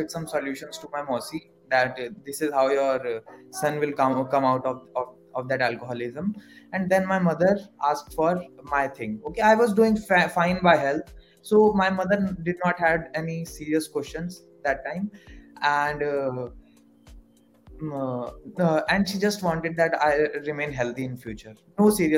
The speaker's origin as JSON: {"language": "English", "town": "Varanasi", "region": "Uttar Pradesh", "country": "India", "said": "I am from Kashi"}